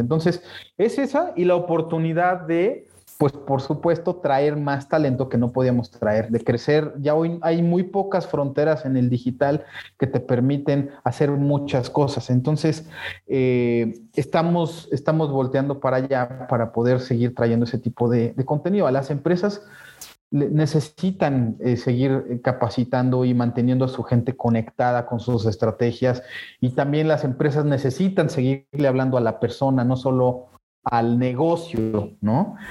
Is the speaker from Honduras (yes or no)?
no; Mexico; nosotros como mexicanos en Latinoamérica, pues somos muy bien vistos